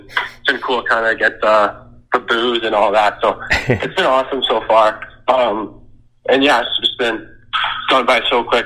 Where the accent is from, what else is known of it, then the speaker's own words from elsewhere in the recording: Saskatchewan, Canada; also born or lived in Seattle; now in Chicago, United States; I'm from Saskatchewan, so country's pretty big there